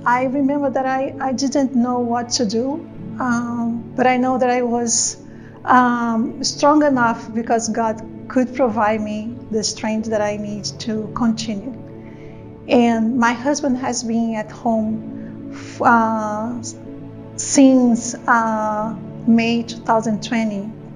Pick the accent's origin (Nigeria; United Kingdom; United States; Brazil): Brazil; moved away; I'm from Brazil originally